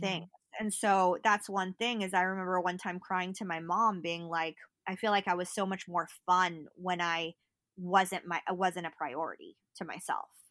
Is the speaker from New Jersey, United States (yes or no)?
no; Berkeley, California, United States; I grew up in Berkeley